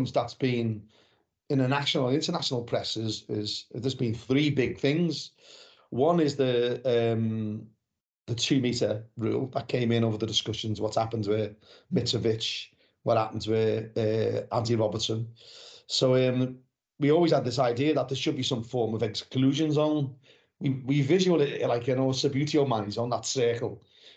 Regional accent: Liverpool, North West England, United Kingdom; moved away as an adult; now in West Country, United Kingdom; I was born and bred in Anfield, but I moved down to the south, in the West Country, 33 years ago. So I've been down here longer than I lived in Liverpool.

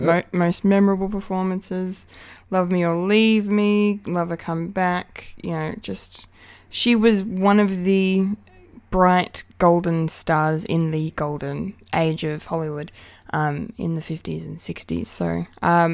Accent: Bendigo, Victoria, Australia; I'm proud to say my hometown swung more left.

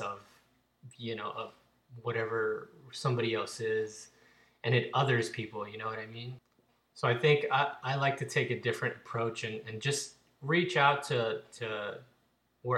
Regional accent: Fort Worth, Texas, United States; where I grew up in Fort Worth

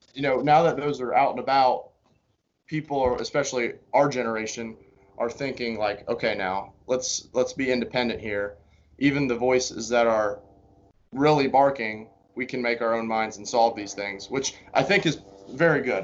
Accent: Greensburg, Indiana, United States; moved away as an adult; also born or lived in Valparaiso, Indiana; I'm from Greensburg, Indiana, which is uh, kind of southeast in between Indianapolis

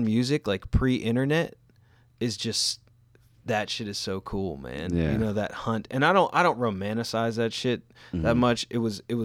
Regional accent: North Carolina, United States; moved away; I grew up in North Carolina

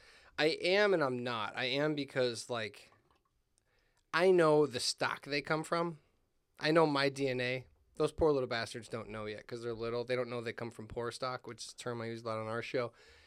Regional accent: Hammond, Indiana, United States; now in Munster, United States; but I grew up in Hammond. I was raised in Hammond. I live in Munster now

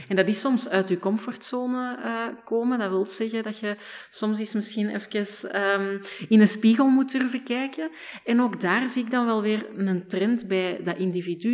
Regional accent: Flanders, Belgium; als Vlamingen

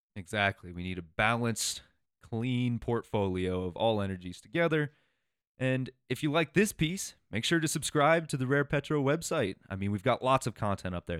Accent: Iowa, United States; moved away as an adult; also born or lived in Colorado; I grew up in Iowa, and every time I would come out to Colorado for school

